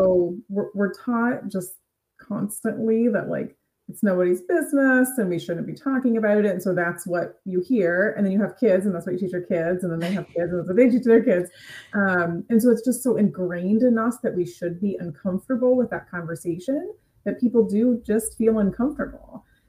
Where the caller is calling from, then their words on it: Cleveland, Ohio, United States; I am coming from Cleveland, Ohio.